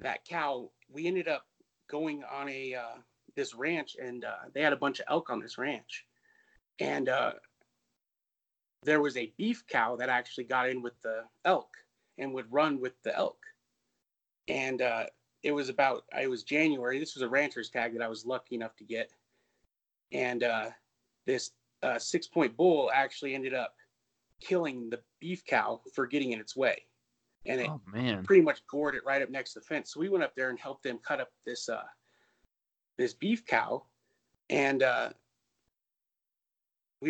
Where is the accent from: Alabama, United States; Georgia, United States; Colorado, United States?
Colorado, United States; also born or lived in Denver, Colorado; I grew up in Colorado, in Denver until I was 12. Then we moved up in the mountains